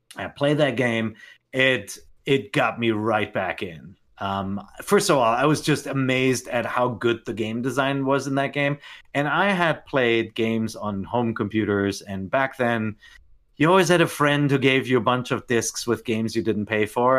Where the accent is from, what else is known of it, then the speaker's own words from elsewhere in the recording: Germany; moved away as an adult; also born or lived in Tokyo, Japan; I grew up in Germany